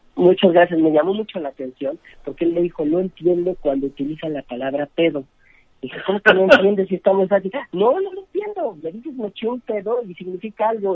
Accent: Mexico; qué nos distingue como mexicanos

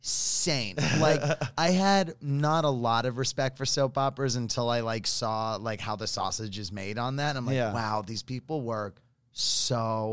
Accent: New York, United States; moved away as an adult; also born or lived in Philadelphia; I grew up in New York, and then my I'm walking there, and then I lived in Philadelphia briefly.

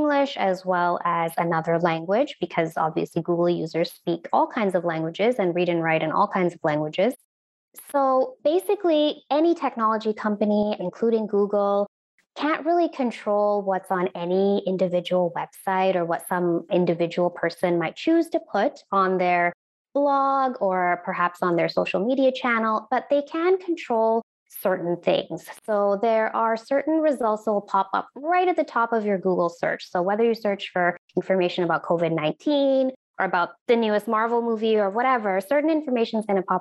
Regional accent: Edmonton, Alberta, Canada; also born or lived in India; I was actually born in India, and my parents and I moved to Edmonton here in Alberta when I was 5 years old, and I grew up in Edmonton

